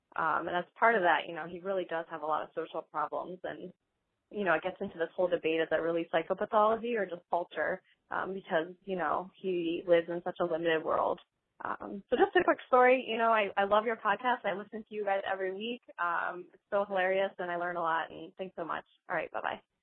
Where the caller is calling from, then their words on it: Chicago, Illinois, United States; I'm calling from Chicago